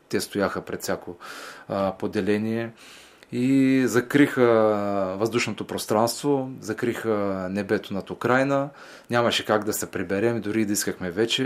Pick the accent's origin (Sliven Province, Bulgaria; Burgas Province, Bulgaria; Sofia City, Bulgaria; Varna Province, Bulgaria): Varna Province, Bulgaria; Varna; във Варна, в моя роден град